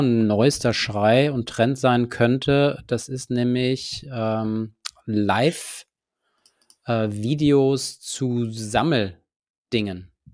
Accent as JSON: {"language": "German", "region": "Hesse", "country": "Germany", "said": "als Hesse"}